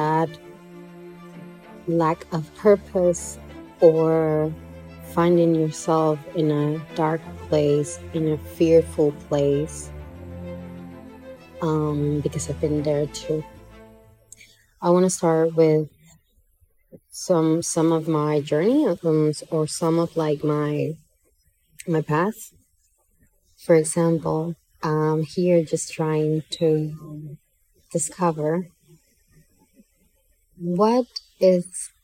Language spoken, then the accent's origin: English; Santiago de los Caballeros, Santiago, Dominican Republic; moved away as an adult; now in Santo Domingo, Dominican Republic; in Santiago, my hometown